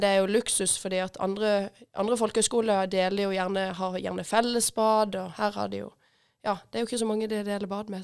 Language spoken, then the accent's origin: Norwegian; Hille, Agder, Norway; jeg er født, født og oppvokst på Hille, faktisk.